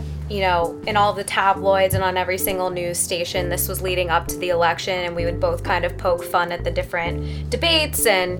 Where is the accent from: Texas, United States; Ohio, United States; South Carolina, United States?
Ohio, United States; Cincinnati; now in New York City, United States; I am originally from Cincinnati, Ohio, and I currently live in New York City in the Financial District.